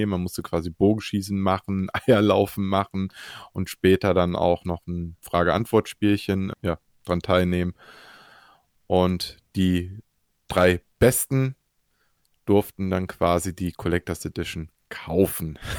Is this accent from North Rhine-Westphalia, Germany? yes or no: no; Leipzig, Saxony, Germany; Genau, quasi nah an meiner alten Heimatstadt Leipzig. Leipzig. Wo ich ursprünglich geboren bin tatsächlich, man hört es aber nicht mehr.